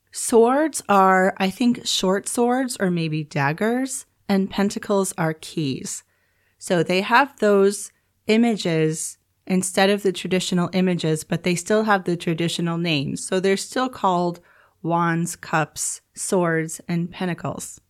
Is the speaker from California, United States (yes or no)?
no; New York, United States; moved away as an adult; now in Turkey; I come from New York, so where I'm from in New York, we have really bright, sunny, snowy winters